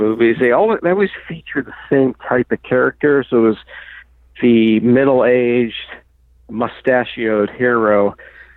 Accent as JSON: {"language": "English", "country": "United States", "tie": "born or raised there", "also_born_or_lived": "Maryland", "said": "the movies that I grew up with growing up in Virginia and Maryland"}